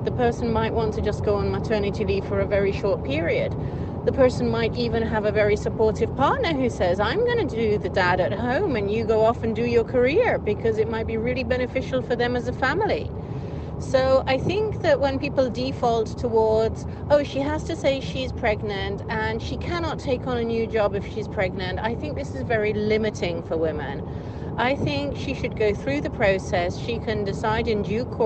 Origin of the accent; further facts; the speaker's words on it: Switzerland; from Switzerland. I happen to be in Ireland at the moment